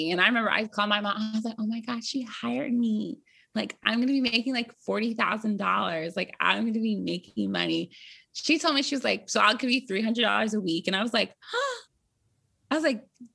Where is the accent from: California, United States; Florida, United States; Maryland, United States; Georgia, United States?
Maryland, United States; I'm from Maryland